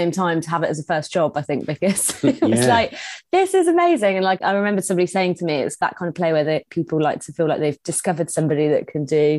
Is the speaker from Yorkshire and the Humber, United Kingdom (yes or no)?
yes; Scunthorpe, Yorkshire and the Humber, United Kingdom; moved away; So I'm from Scunthorpe originally.